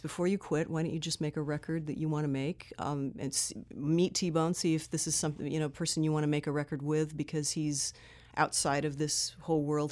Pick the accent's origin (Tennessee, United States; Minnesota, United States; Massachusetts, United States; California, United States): California, United States; Southern; I grew up here in Southern